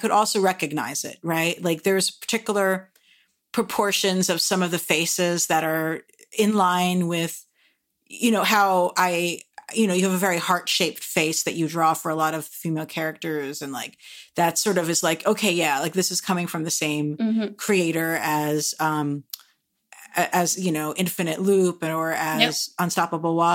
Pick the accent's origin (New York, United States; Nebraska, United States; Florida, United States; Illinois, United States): New York, United States; New York City; As a New Yorker